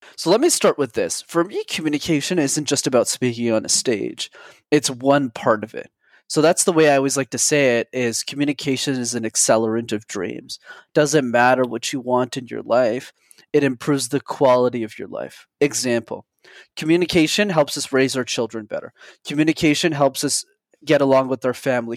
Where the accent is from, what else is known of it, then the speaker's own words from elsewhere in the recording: Montreal, Quebec, Canada; I grew up in Montreal, Canada. I'm still based there